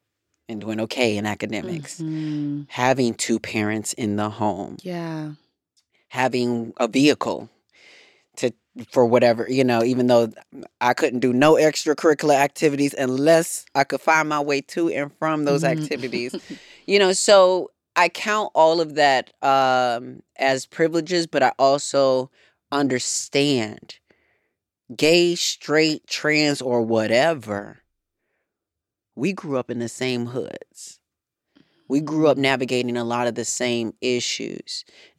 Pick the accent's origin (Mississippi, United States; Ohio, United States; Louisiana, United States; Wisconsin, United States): Wisconsin, United States; Racine; And I grew up in the in one of the hoods in Wisconsin. And, you know, in Racine, Wisconsin, it was such a small town